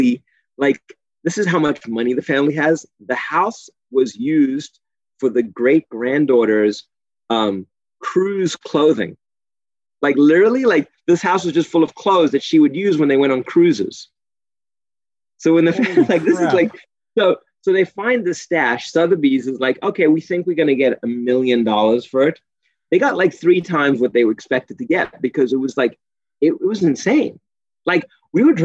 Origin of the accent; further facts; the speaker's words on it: South Africa; moved away; I'm from South Africa